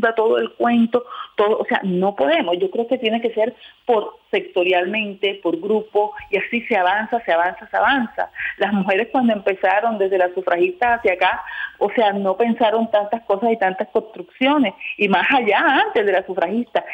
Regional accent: Cartagena, Bolívar, Colombia; moved away; yo soy de Cartagena, pero laboro acá

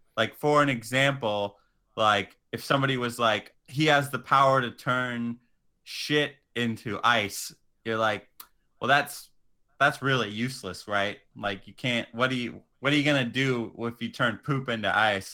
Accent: Atwater, California, United States; also born or lived in San Diego; I would say I was from Merced, but I'm from the humble little neighboring town of Atwater

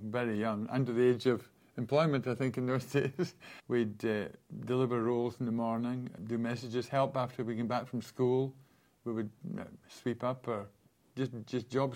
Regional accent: Aberlour, Scotland, United Kingdom; Growing up on the River Spey in Aberlour

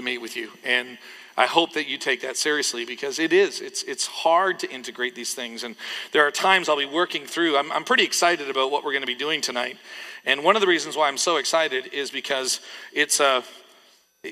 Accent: Canada; when I was growing up in Canada

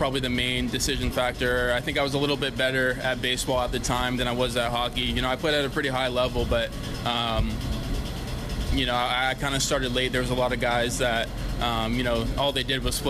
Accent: San Jose, California, United States; I'm from San Jose originally, California

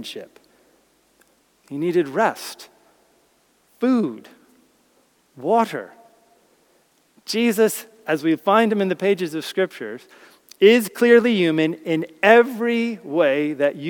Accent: United States; now in United Kingdom; as an American

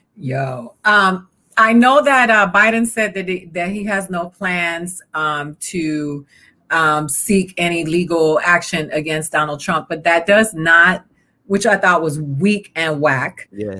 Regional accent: Miami, Florida, United States; also born or lived in Georgia; I'm from the South, so I'm from Florida

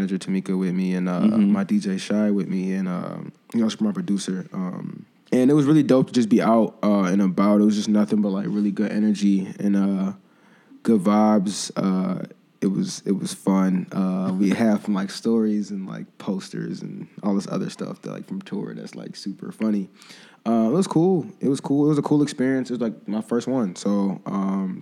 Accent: Evanston, Illinois, United States; also born or lived in Chicago; I was born in Evanston

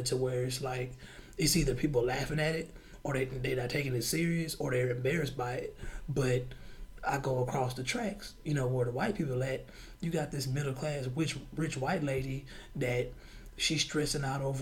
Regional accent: United States; as young black kids growing up in America

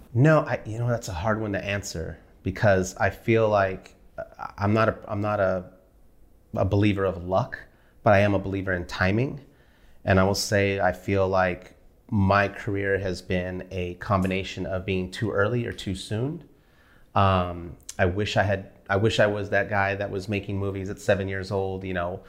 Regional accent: Wilmington, California, United States; moved away as an adult; also born or lived in Studio City, California; Wilmington where I grew up.

